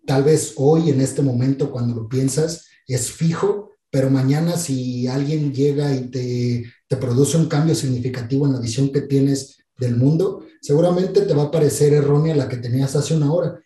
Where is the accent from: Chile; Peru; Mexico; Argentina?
Mexico; yo soy mexicano no solamente porque nací en México, porque mis papás son mexicanos